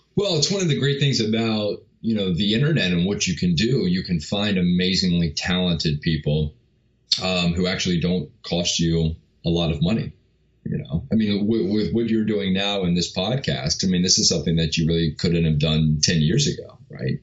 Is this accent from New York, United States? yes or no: yes; New York, United States; I grew up in New York